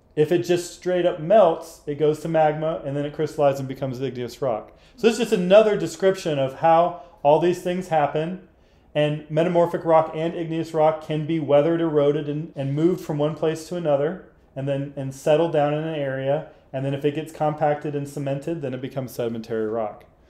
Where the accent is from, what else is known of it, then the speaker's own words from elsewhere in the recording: Arkansas, United States; I grew up in Arkansas